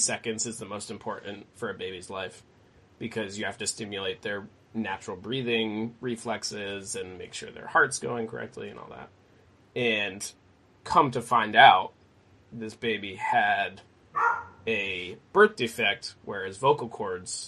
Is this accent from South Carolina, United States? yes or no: no; Maine, United States; Born and raised in Maine